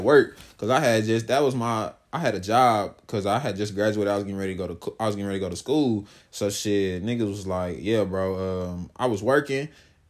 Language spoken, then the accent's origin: English; Dallas, Texas, United States; growing up in Dallas was super fucking lit